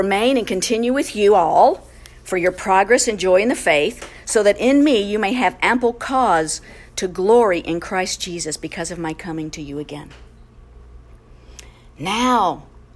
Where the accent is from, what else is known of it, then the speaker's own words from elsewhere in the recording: United States; We're proud American citizens